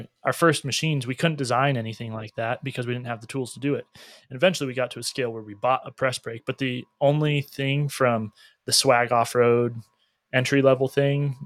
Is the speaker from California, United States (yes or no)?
yes; California, United States; We're California.